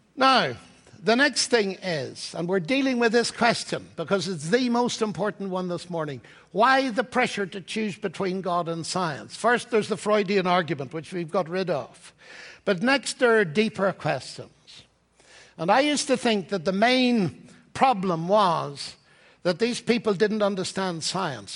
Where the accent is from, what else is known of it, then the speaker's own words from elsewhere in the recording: Northern Ireland, United Kingdom; moved away as an adult; also born or lived in Cambridge; now in Oxford, United Kingdom; I come from Ireland, Northern Ireland